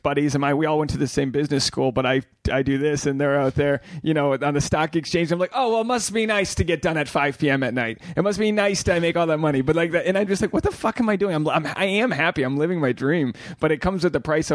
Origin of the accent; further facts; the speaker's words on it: New England, United States; being from New England, the Catholic stamp on upbringing is so strong there